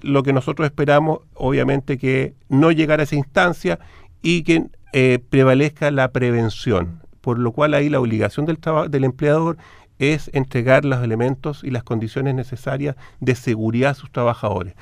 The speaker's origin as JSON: {"language": "Spanish", "country": "Chile", "said": "como chilenos"}